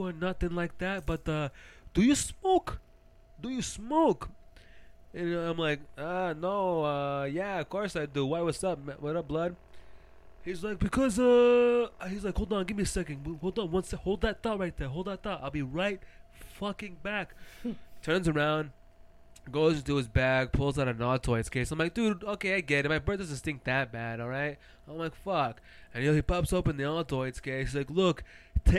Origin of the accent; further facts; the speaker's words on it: Phoenix, Arizona, United States; we're from Phoenix.